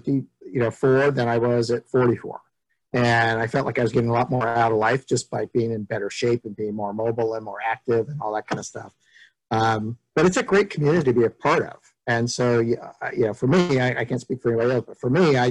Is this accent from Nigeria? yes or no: no; San Francisco Bay Area, California, United States; growing up in San Francisco Bay Area